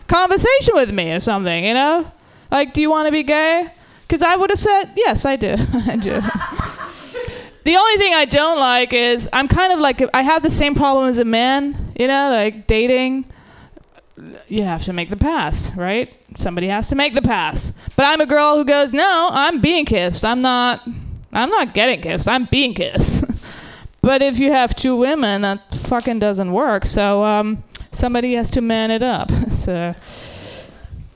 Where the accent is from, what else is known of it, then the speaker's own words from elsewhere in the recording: Germany; now in United States; I'm from Germany originally